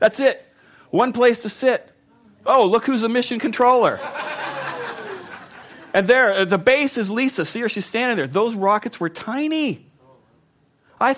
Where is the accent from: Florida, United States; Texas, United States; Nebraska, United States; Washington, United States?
Washington, United States; Spokane; I grew up in Spokane